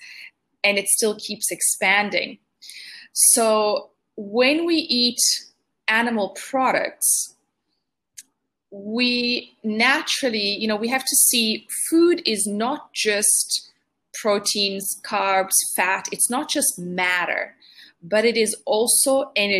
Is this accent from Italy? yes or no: yes; Italy; I grew up in Italy